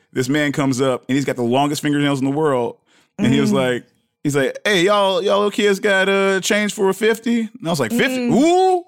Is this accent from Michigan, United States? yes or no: yes; Detroit, Michigan, United States; also born or lived in Ghana; when I was a little kid, I grew up in Detroit, between Detroit and Ghana